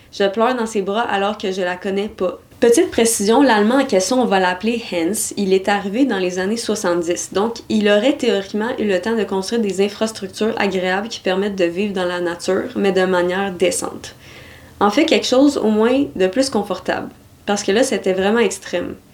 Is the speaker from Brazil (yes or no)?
no; Nouvelle-Aquitaine, France; Moi, je viens de Dordogne